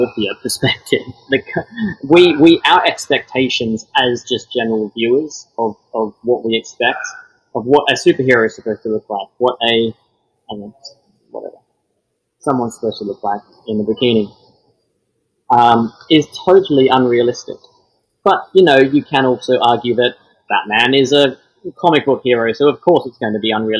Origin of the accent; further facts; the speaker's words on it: Melbourne, Victoria, Australia; moved away as an adult; now in United Kingdom; Born and raised in Australia